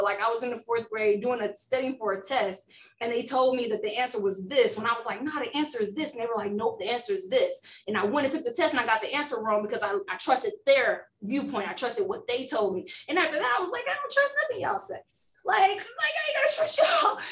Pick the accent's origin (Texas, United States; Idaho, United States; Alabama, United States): Alabama, United States; Alabama bred me, raised and bred